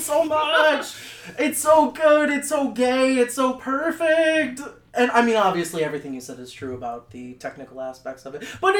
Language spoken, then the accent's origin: English; Midwest, United States; I'm from the Midwest, y'all.